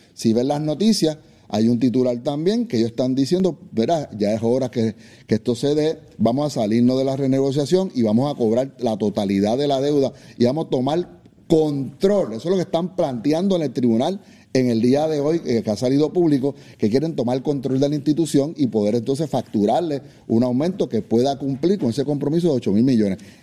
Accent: Dorado, Puerto Rico; Yo soy de Dorado

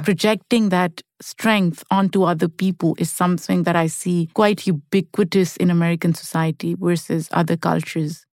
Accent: Pakistan; moved away as an adult; now in United States; I grew up in Pakistan, which is a collective society, and people grieve together.

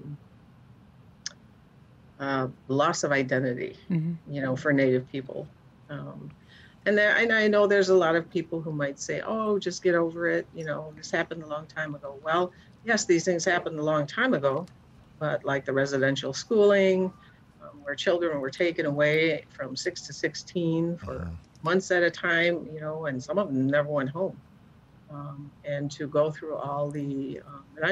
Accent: Chicago, Illinois, United States; growing up in Chicago

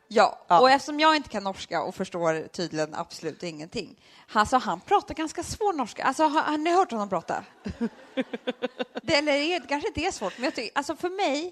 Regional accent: Sweden; also born or lived in Södermalm, Stockholm; vi är från Sverige

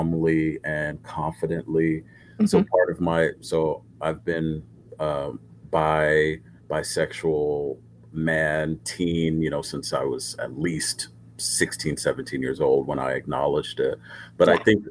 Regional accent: Los Angeles, California, United States; also born or lived in South Korea; I'm born and raised in Los Angeles

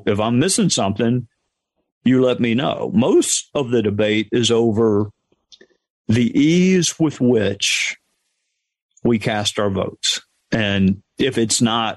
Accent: Spartanburg, South Carolina, United States; my hometown

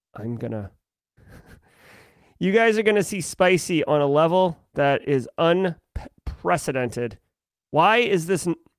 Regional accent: Massachusetts, United States; I'm from Massachusetts.

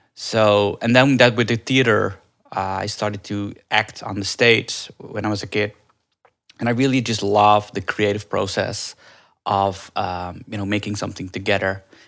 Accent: Netherlands; moved away as an adult; also born or lived in India; now in Los Angeles, United States; I grew up in Holland. I was actually adopted from India when I was a baby

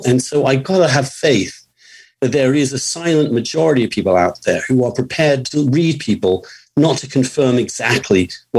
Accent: England, United Kingdom; moved away; when I came from England, no person in my family got to college before.

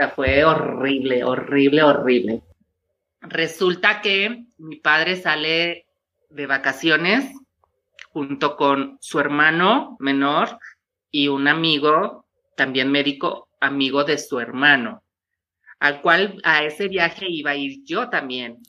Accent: Tepatitlán, Jalisco, Mexico; yo vengo de una ciudad pequeña que se llama Tepatitlán

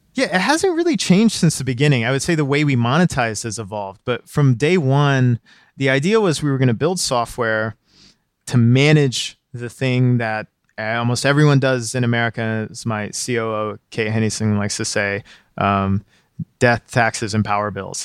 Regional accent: Pikeville, Kentucky, United States; Pikeville it was a town of 6,000. It's in this hamlet, you know, cut in between the mountains, right near the border of West Virginia.

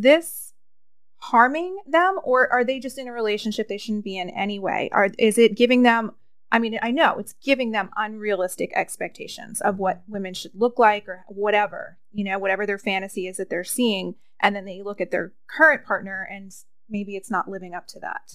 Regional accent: East Coast, United States; now in California, United States; I'm from the East Coast.

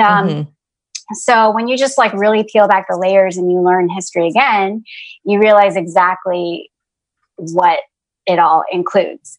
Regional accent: Atlanta, Georgia, United States; moved away as an adult; also born or lived in San Jose, California / Ohio; now in North Carolina, United States; even though I was born in San Jose, California, I mostly grew up in Atlanta, Georgia.

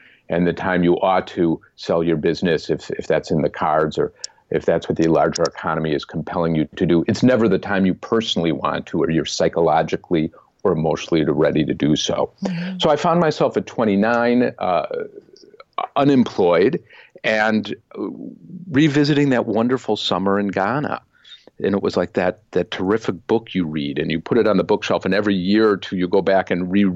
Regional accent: Wisconsin, United States; growing up in Wisconsin

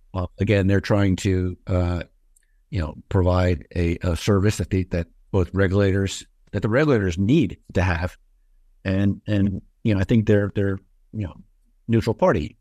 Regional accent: California, United States; my home state

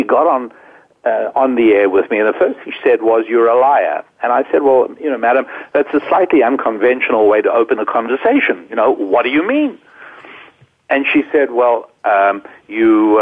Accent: Johannesburg, Gauteng, South Africa; also born or lived in London, United Kingdom / Jerusalem; now in United States; I was born on the continent of Africa

